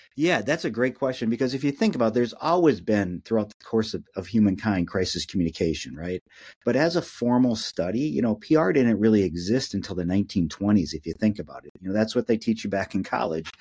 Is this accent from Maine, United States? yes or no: no; Minneapolis, Minnesota, United States; I'm born and raised in Minneapolis